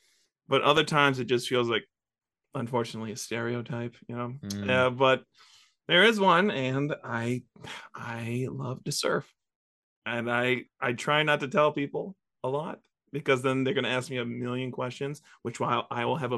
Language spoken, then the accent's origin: English; Oahu, Hawaii, United States; now in Chicago, United States; I'm from Oahu